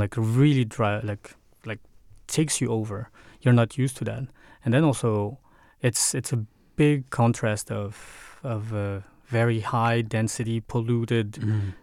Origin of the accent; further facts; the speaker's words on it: Paris, Île-de-France, France; moved away as an adult; now in Denmark; I grew up in Paris